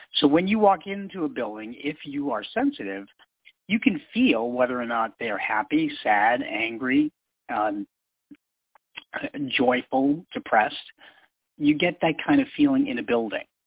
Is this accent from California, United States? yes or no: no; Boston, Massachusetts, United States; I grew up in Boston, Massachusetts